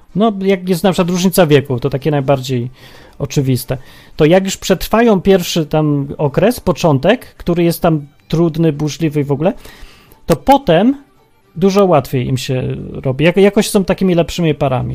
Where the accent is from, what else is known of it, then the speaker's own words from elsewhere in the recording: Kraków, Lesser Poland, Poland; Wychowaliśmy się w Krakowie